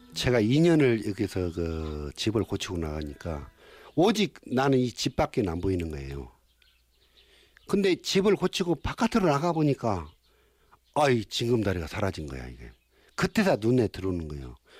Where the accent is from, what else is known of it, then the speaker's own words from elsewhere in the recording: Imsil, North Jeolla, South Korea; 진매 고향은 떠날 수 없는 아직도 어머님이 탯줄이 나를 잡고 있는 숨쉬는 곳이다